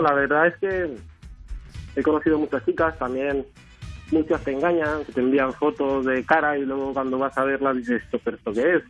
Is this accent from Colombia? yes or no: no; Cuba; Soy cubano